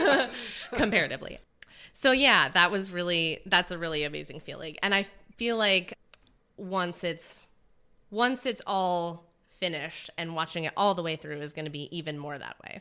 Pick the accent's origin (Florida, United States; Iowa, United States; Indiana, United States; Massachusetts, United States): Indiana, United States; now in San Francisco, United States; I'm from Indiana